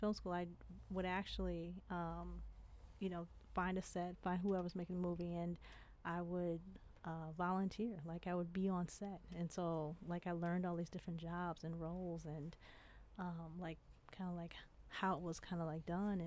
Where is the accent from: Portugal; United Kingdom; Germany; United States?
United States; Inkster, Michigan; also born or lived in Detroit; Grew up in Detroit, and I grew up in Inkster